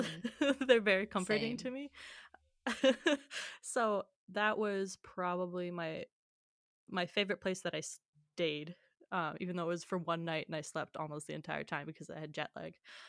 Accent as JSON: {"language": "English", "region": "Illinois", "country": "United States", "said": "I'm from Illinois."}